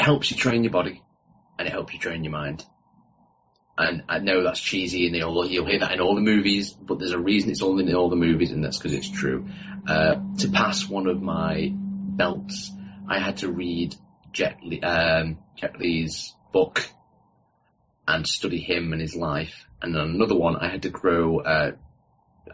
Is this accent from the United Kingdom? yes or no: yes; United Kingdom; I'm from Britain, the United Kingdom